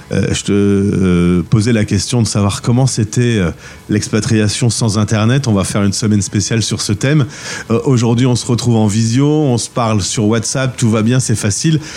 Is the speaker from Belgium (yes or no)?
yes; Bruges, Flanders, Belgium; Je suis originaire d'une jolie ville de Belgique, hein. Bruges.